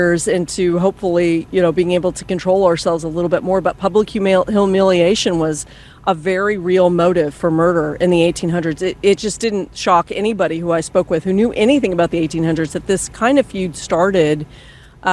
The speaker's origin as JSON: {"language": "English", "town": "Austin", "region": "Texas", "country": "United States", "said": "I'm from Austin."}